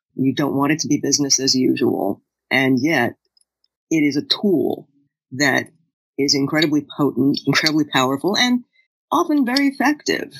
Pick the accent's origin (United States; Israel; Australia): United States; as an American